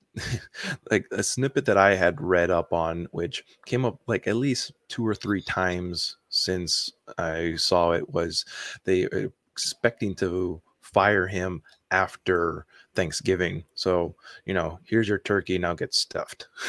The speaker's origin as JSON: {"language": "English", "region": "Hawaii", "country": "United States", "tie": "born or raised there", "said": "born and raised in Hawaii, I'm not used to the cold weather"}